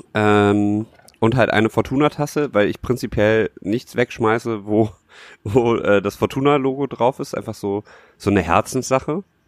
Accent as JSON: {"language": "German", "town": "Düsseldorf", "region": "North Rhine-Westphalia", "country": "Germany", "said": "als Düsseldorfer"}